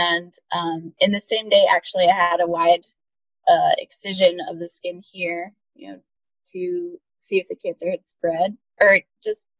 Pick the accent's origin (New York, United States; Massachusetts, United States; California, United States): New York, United States; also born or lived in Boston; I'm from New York State, about an hour north of the city.